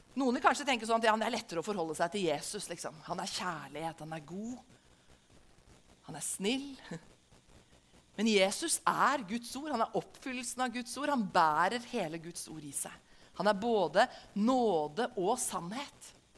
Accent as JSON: {"language": "Norwegian", "country": "Norway", "said": "Som en nordmann som lever i Norge i 2022"}